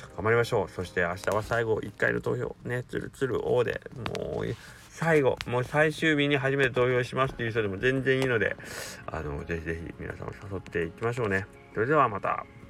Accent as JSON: {"language": "Japanese", "region": "Kagawa", "country": "Japan", "tie": "born or raised there", "said": "僕が香川県出身"}